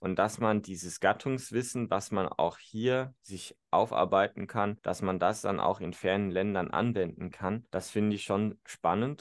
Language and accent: German; North Rhine-Westphalia, Germany; in meiner Heimatregion Südwestfalen